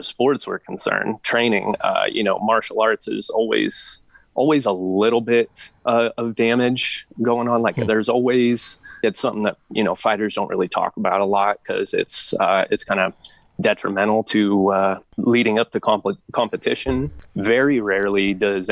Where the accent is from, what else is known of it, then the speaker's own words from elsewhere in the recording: Turlock, California, United States; my home in Turlock